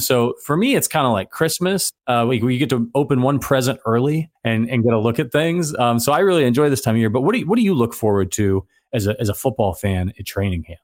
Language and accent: English; Ohio, United States; I'm from Ohio